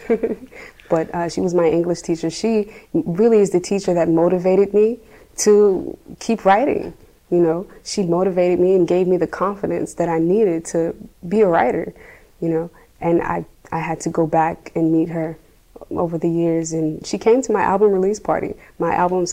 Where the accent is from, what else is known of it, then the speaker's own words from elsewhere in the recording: Lafayette, Louisiana, United States; also born or lived in Houston, Texas; So I lived in Lafayette, past Acadiana Mall, where they built the new Legends and stuff in that region on Touchet in the country.